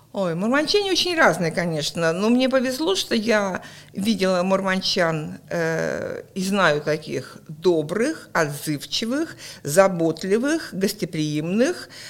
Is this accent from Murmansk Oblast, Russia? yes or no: yes; Murmansk, Murmansk Oblast, Russia; also born or lived in Krasnodar; я родилась в Краснодаре, но к осени мы уже приехали сюда. Поэтому я прожила всю свою жизнь